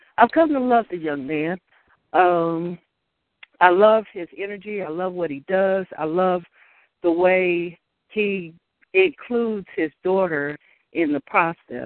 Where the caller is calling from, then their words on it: Louisville, Kentucky, United States; I'm calling from Louisville, Kentucky